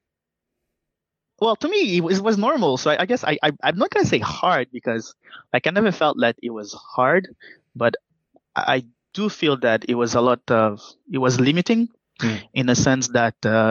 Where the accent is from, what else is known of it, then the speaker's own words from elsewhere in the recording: Montreal, Quebec, Canada; also born or lived in Haiti; Growing up in Quebec, most especially in Montreal. Growing up in Montreal, you get the opportunity to experience multiculturality